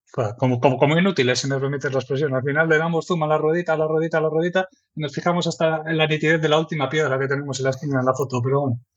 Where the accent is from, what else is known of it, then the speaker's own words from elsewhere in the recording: Erandio, Basque Country, Spain; also born or lived in Santurtzi; yo soy de Erandio, un pueblo que está aquí en Vizcaya. Nací allí y la verdad que desde entonces pues siempre he estado por aquí